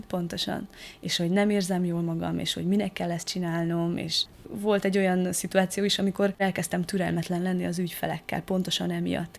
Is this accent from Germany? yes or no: no; Madéfalva, Harghita County, Romania; now in Eger, Hungary; Madéfalváról származom, Erdélyben egy kis falucska